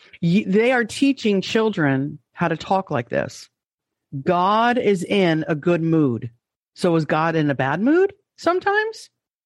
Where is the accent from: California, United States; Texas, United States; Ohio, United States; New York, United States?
New York, United States; let me say it as a New Yorker. Let's get this party started. That's how I used to talk. I don't sound like that anymore.